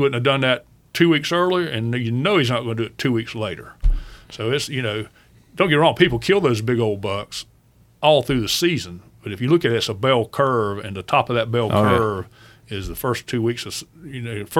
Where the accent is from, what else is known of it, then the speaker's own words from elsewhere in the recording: Okefenokee Swamp, South Georgia, United States; moved away; where I live, there are no swamps. But right. I'm from South Georgia. I was born right in the middle of Okefenokee Swamp.